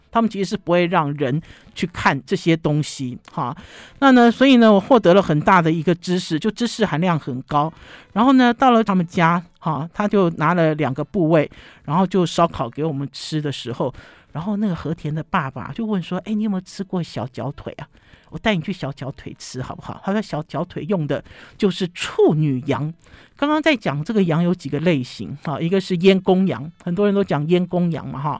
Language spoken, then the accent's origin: Chinese; Taipei, Taiwan; 我们台北人